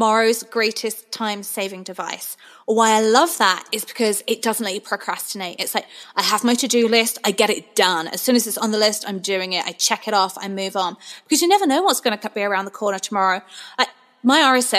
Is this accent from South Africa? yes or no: no; England, United Kingdom; moved away; that's my heritage. I'm from England.